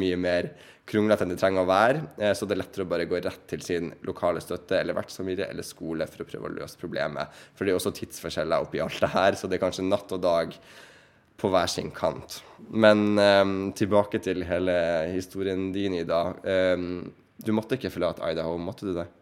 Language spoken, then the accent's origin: Norwegian; Bodø, Nordland, Norway; also born or lived in Ohio; Jeg er fra Bodø